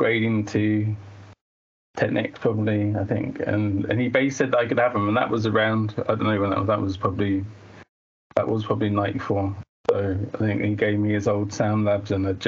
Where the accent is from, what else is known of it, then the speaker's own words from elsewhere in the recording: Colchester, East of England, United Kingdom; moved away as an adult; now in Liverpool, United Kingdom; my hometown is Colchester